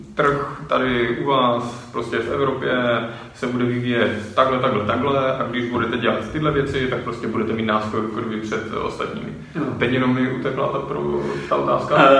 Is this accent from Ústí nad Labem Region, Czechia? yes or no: no; Opava, Moravian-Silesian Region, Czechia; also born or lived in England; now in Brno, Czech Republic; já jsem teda z jiného města, jsem z Opavy, do Brna jsem se přistěhoval